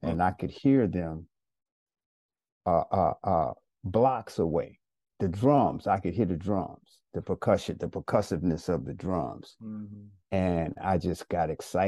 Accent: Chicago, Illinois, United States; I grew up in Englewood

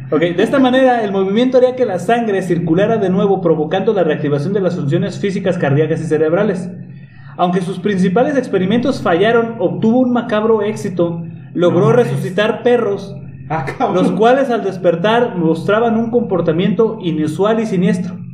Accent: Mexico; Soy mexicano, soy tercermundista

